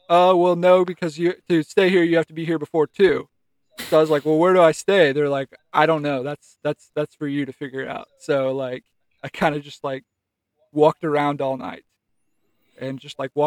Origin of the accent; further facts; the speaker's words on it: Grapevine, Texas, United States; also born or lived in Fort Worth, Texas; I'm from Grapevine originally